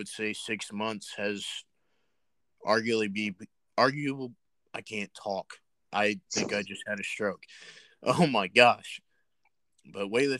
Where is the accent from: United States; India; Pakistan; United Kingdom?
United States; as American weightlifters